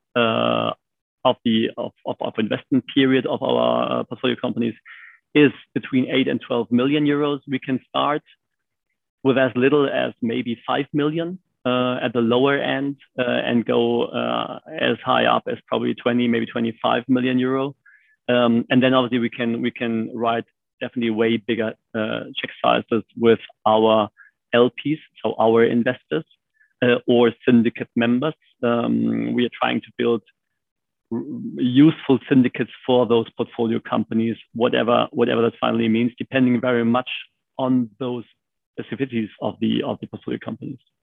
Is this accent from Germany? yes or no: yes; Germany; born and raised in Germany.